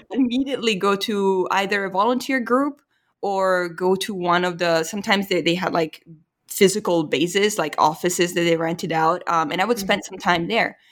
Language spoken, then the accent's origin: English; Italy; moved away; I'm from Italy